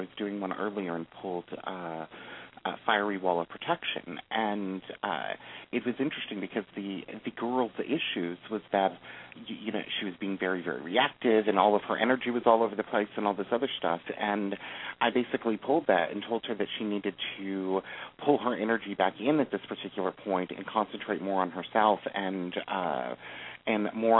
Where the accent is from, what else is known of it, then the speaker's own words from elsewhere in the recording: New York, United States; accent: New York; my New York accent